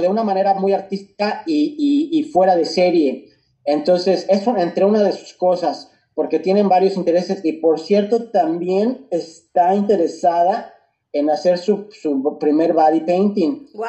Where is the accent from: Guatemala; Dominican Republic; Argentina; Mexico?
Mexico; Mexico City; moved away; nací crecí en la Ciudad de México